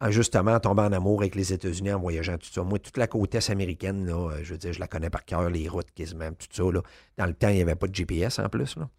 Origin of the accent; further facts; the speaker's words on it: Quebec City, Quebec, Canada; j'étais de Québec